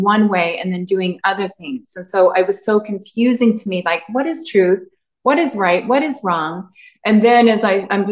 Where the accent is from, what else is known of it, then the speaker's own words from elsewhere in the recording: Utah, United States; I grew up in Utah, in the heart of it.